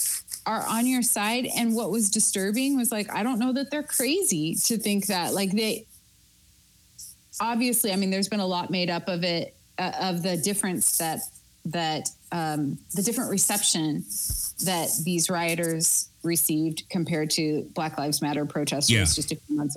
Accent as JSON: {"language": "English", "region": "Oregon", "country": "United States", "tie": "born or raised there", "moved": "yes", "said": "I grew up in Oregon around that time"}